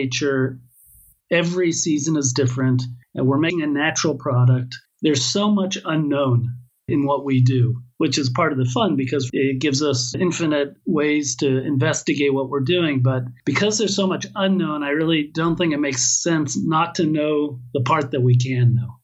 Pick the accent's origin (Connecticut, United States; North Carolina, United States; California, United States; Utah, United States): California, United States; accent: American; moved away as an adult; now in Israel; Born and raised in California.